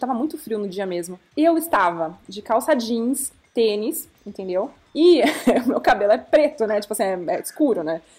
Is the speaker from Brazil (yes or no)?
yes; Brazil; eu sou brasileira, eu sou repórter